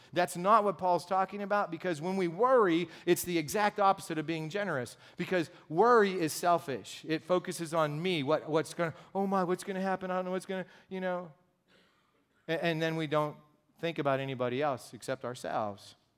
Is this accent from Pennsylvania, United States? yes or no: yes; Pittsburgh, Pennsylvania, United States; also born or lived in Cincinnati, Ohio; now in Saxonburg, United States; I'm from Gypsy, so yeah, I'm from Pittsburgh